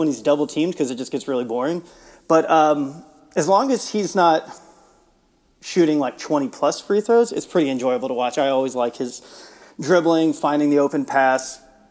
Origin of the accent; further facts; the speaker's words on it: Houston, Texas, United States; now in Austin, United States; So I grew up in the Houston area. I grew up in a suburb of Houston